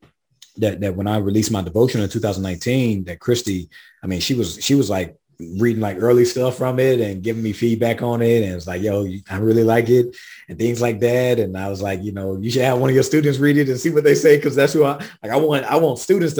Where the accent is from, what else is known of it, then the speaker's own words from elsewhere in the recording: South Carolina, United States; I'm from the South. I'm from South Carolina. I'm from the Black Rural South, in between St. Matthew, South Carolina, Swansea, South Carolina, and Sandy Run.